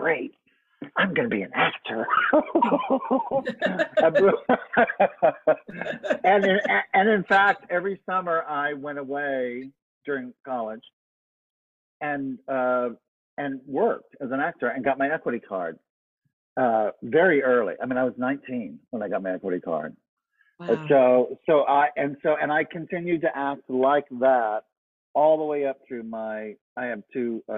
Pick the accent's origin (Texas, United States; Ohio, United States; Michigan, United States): Texas, United States; Southeast; I grew up in Southeast Texas in a very, very, very small town, tiny town